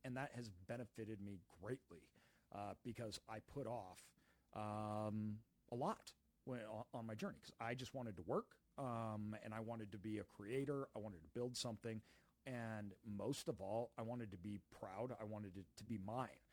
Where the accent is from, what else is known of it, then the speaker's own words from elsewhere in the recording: Idaho, United States; moved away as an adult; also born or lived in Brazil; we grew up in Idaho